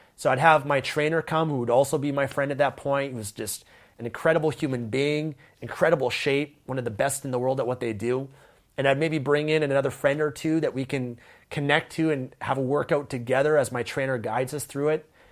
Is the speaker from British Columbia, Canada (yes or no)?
yes; Vancouver, British Columbia, Canada; I grew up in Vancouver, Canada